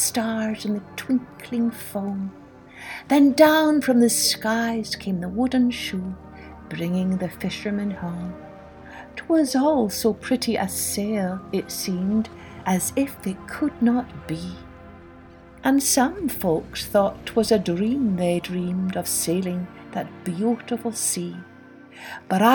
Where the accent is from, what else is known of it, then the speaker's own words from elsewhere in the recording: Scotland, United Kingdom; I grew up in Scotland, which is an island, and so I was always surrounded by the sea.